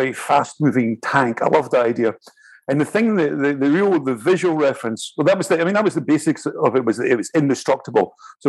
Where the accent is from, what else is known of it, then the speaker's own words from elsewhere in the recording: Scotland, United Kingdom; also born or lived in London / Italy; now in Paris, France; No, I was obviously I'm Scottish. I was born on the north coast of Scotland, and I moved down. I was in London for a while, and I was in Italy, and then I was in Paris.